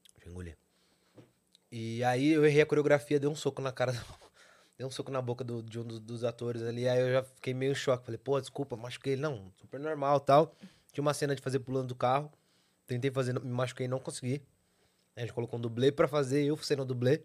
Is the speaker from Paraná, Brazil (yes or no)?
no; São Paulo, Brazil; venho da Zona Sul de São Paulo. Pedreira, Zona Sul